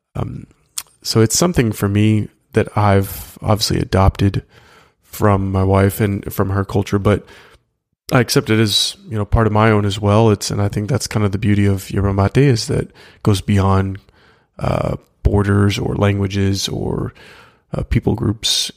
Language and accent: English; United States; as an American